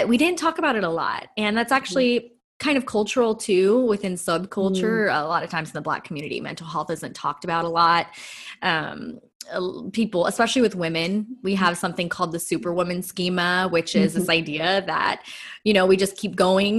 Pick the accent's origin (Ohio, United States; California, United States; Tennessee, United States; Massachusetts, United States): California, United States; Los Angeles; So I grew up in inner city LA. I'm a total like city girl.